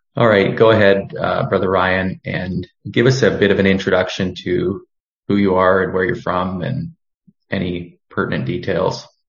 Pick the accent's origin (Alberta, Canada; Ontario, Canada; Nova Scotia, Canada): Alberta, Canada; Cochrane; also born or lived in Boston, Massachusetts; I come to you from Boston, Massachusetts. I'm actually from Cochrane, Alberta, but I'm down here for the winter